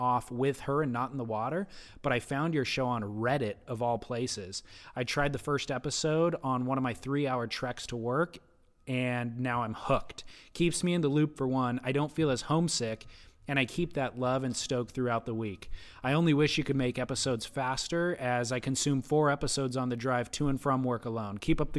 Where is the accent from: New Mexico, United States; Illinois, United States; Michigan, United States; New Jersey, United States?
New Jersey, United States; now in California, United States; I took up surfing at a young age in New Jersey, my home state, and fell in love with the surf culture of Okinawa, my first duty station, and finally made roots here in Southern California in 2006.